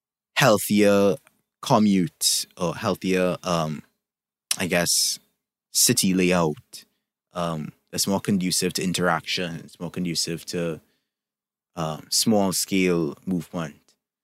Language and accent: English; Trinidad & Tobago; I'm from Trinidad and Tobago, for those who don't know